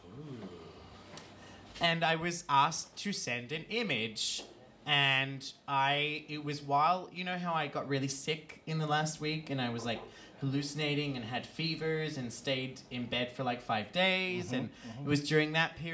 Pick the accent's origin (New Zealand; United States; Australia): Australia; Brisbane, Queensland; now in Iceland; my hometown, which is Brisbane